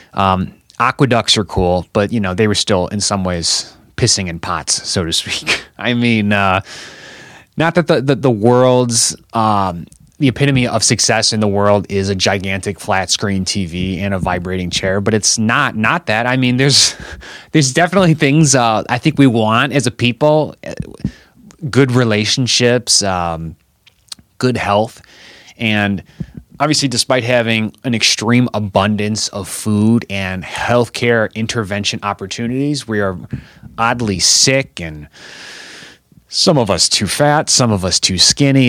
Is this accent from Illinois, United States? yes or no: yes; Chicago, Illinois, United States; I'm still living in Chicago, Illinois. I'm from Chicago, Illinois